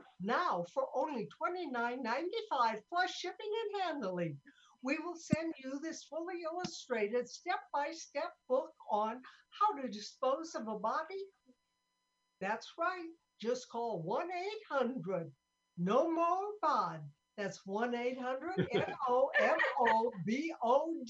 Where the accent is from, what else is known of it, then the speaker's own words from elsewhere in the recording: Sioux City, Iowa, United States; I'm from Sioux City, Iowa